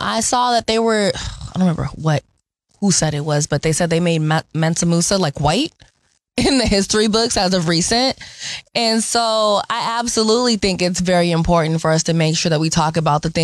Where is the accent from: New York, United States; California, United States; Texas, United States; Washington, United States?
Washington, United States; Seattle; I grew up in the Central District on 19th and Chetty